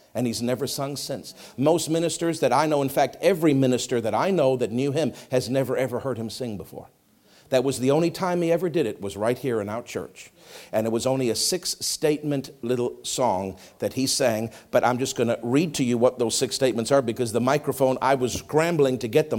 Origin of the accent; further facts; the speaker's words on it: Canada; I'm Canadian.